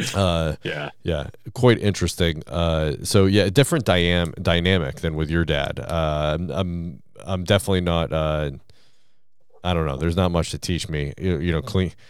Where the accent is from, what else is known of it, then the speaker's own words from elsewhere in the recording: Gardner, Massachusetts, United States; my hometown of Gardner, Massachusetts